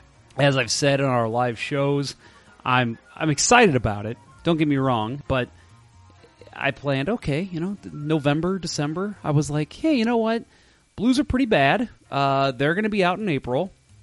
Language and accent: English; Los Angeles, California, United States; Growing up in Los Angeles, it was all about the Dodgers and the Lakers for me.